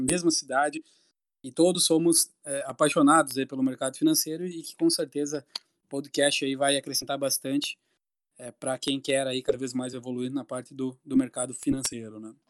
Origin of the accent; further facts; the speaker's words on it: Santo Ângelo, Rio Grande do Sul, Brazil; also born or lived in Porto Alegre; todos somos da mesma cidade, é de Santo Ângelo